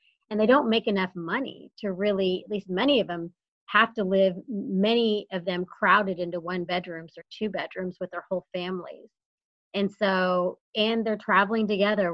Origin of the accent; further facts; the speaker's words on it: San Antonio, Texas, United States; moved away; my hometown